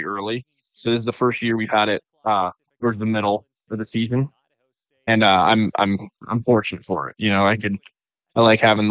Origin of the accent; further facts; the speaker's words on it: Phoenix, Arizona, United States; moved away; We grew up in Phoenix, Arizona together